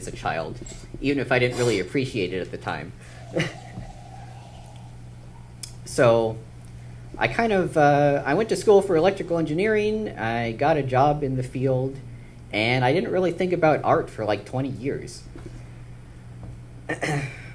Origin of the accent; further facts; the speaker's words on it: Maryland, United States; I grew up in Maryland